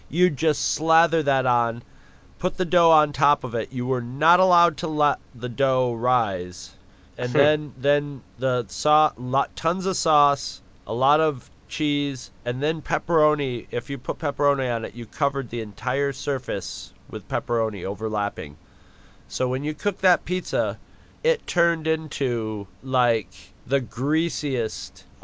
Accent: New York, United States; I'm from New York.

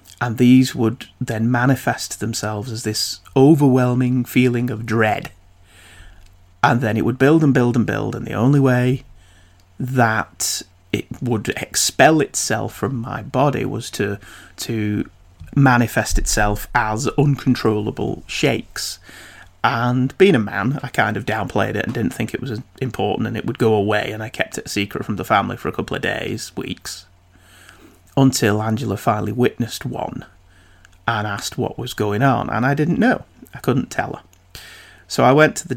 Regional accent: United Kingdom; I'm British

